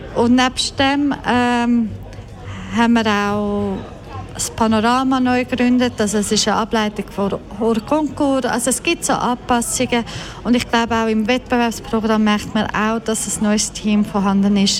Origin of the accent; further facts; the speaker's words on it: Croatia; moved away; Ich komme aus Kroatien, meine Eltern aus Bosnien-Herzegowina